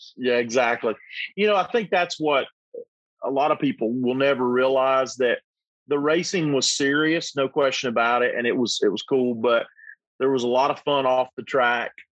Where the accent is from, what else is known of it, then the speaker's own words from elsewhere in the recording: North Carolina, United States; We're both from North Carolina